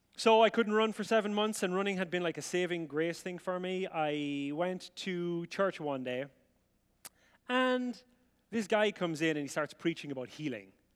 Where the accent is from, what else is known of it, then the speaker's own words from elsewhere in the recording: County Offaly, Ireland; moved away; I grew up in rural Ireland in a place called County Offaly, which is in the Republic, and it's right in the middle.